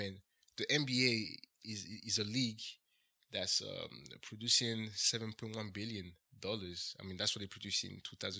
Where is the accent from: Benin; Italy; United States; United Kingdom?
Benin; So, I'm from Benin.